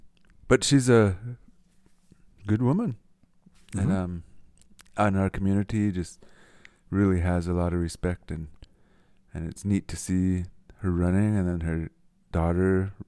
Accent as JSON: {"language": "English", "town": "Nowata", "region": "Oklahoma", "country": "United States", "tie": "born or raised there", "said": "Where we grew up in Nowater."}